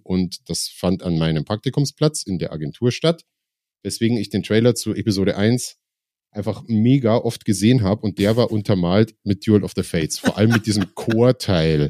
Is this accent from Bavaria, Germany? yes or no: yes; Ingolstadt, Bavaria, Germany; moved away as an adult; now in Munich, Germany; Ich bin in Ingolstadt geboren und habe da die meiste Zeit, ja nicht mal die meiste Zeit, das muss ich gerade mal rechnen, ungefähr die Hälfte meines Lebens auch wohnhaft verbracht